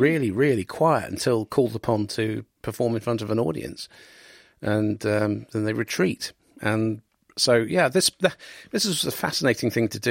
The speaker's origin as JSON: {"language": "English", "town": "Cambridge", "region": "East of England", "country": "United Kingdom", "tie": "born or raised there", "said": "when I was an idealistic teenager growing up in Cambridge"}